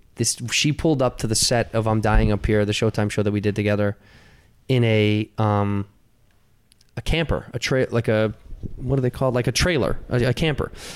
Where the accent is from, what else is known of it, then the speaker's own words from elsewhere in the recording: Chicago, Illinois, United States; moved away as an adult; also born or lived in Arizona; I grew up in Chicago